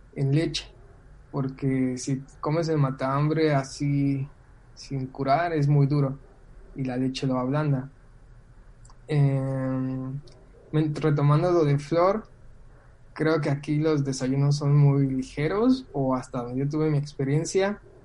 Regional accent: Mexico; moved away as an adult; now in Argentina; dije, de México

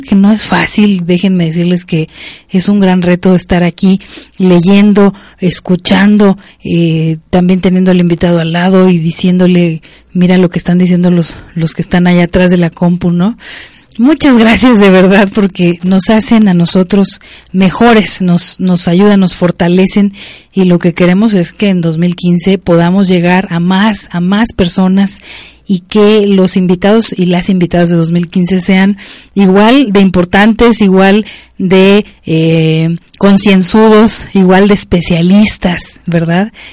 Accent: Mexico; Como mexicanos y mexicanas

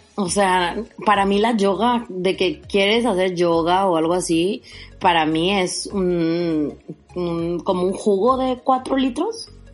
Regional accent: Parás, Nuevo León, Mexico; also born or lived in Mexico City; now in Monterrey, Mexico; en Parás, de donde yo soy

